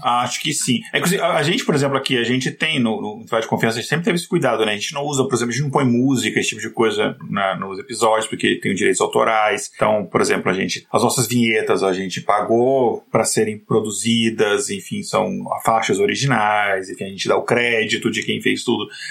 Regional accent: Brasília, Federal District, Brazil; eu cresci em Brasília

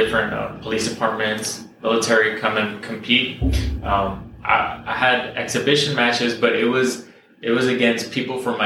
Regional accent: Whittier, California, United States; also born or lived in Long Beach, California; I was born in Long Beach, but most of my life I've been here in Whittier.

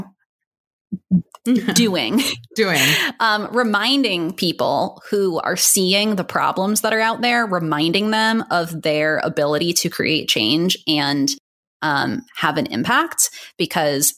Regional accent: East Coast, United States; now in Long Beach, United States; I'm from the East Coast

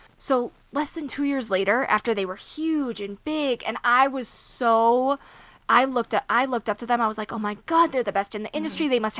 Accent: Midwest, United States; So I grew up with horses, right? I grew up in the Midwest. I grew up riding

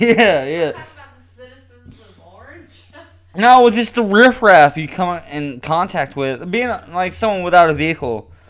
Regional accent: Enniscorthy, County Wexford, Ireland; Yeah, sure. I'm from Enniscorthy. You know, I heard about Enniscorthy in a song. It's such a fucking small town in Ireland.

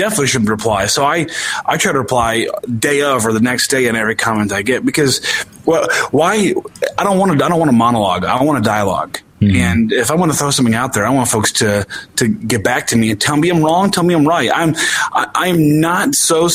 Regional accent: Illinois, United States; I'm from Illinois

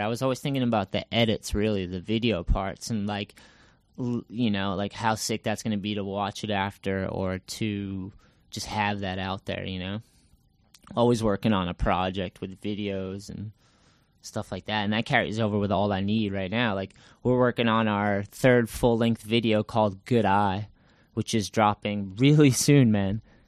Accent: Massachusetts, United States; also born or lived in California; I'm originally from Massachusetts, and I grew up skating here.

